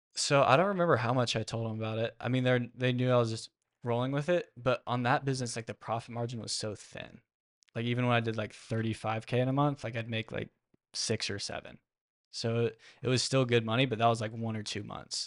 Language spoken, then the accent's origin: English; Austin, Texas, United States; I'm from Lake Travis, born and raised in Austin. Went to Lake Travis High School